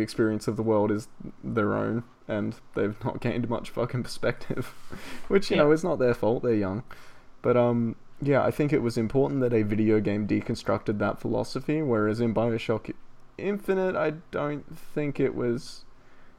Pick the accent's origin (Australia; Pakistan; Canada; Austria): Australia; accent: Australian; I'm fucking Australian, mate.